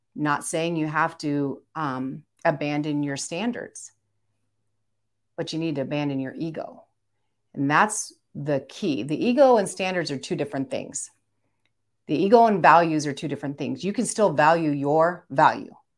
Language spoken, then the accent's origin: English; Philippines; I'm Filipino